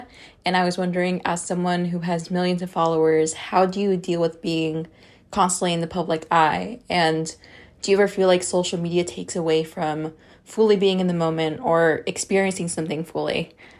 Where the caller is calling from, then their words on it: San Francisco, California, United States; I'm listening from the San Francisco Bay Area region.